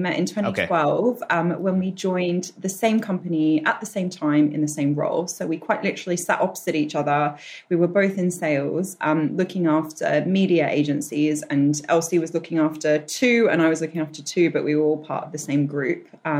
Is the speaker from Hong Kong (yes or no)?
yes; Hong Kong; also born or lived in Australia; Yeah, so I was born in Australia to Eastern European parents from Slovakia, who migrated there just before I was born. I lived there till I was 8, then I moved to Hong Kong.